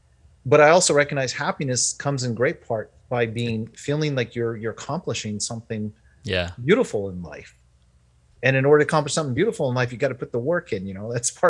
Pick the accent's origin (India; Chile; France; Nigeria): France; I grew up in France. I was an American, but I grew up in France.